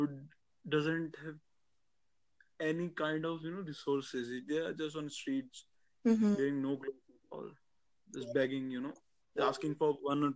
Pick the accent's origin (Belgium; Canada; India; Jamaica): India; I'm from India.